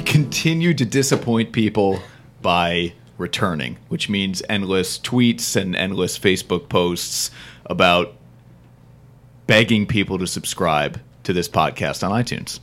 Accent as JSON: {"language": "English", "region": "New Jersey", "country": "United States", "said": "I'm from New Jersey"}